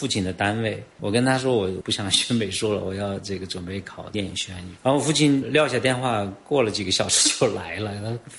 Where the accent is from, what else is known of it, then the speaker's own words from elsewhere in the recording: China; 革开放我八岁，然后到现在四十年，我四十八岁，贯穿了我整个成长过程。作为一个中国人，确实是在这个变革中生活的。